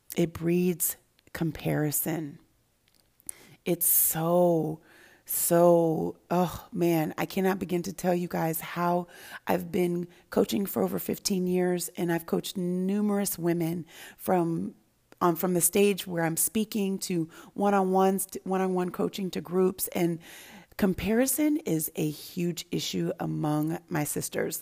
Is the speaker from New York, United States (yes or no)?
no; Santa Barbara, California, United States; also born or lived in Denver, Colorado / Los Angeles, California; I grew up in Denver, Colorado initially until I was about seven. And then I went to Los Angeles, California, and then into, went, moved into, moved to Santa Barbara, California